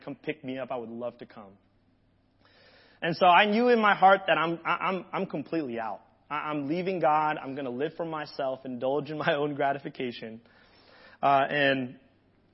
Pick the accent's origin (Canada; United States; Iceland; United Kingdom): United States; Hawaii; moved away; I grew up in Hawaii